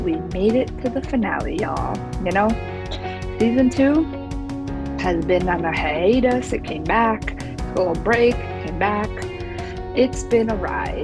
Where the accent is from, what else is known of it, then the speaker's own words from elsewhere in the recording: New Jersey, United States; moved away as an adult; also born or lived in Pennsylvania / Paraguay (family); now in Florida, United States; I grew up in New Jersey